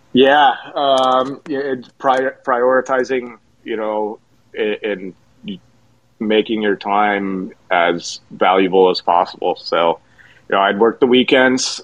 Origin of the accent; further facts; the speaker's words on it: Jackson, Michigan, United States; moved away as an adult; also born or lived in Mount Pleasant, Michigan / Columbus, Ohio; born and raised in Jackson, Michigan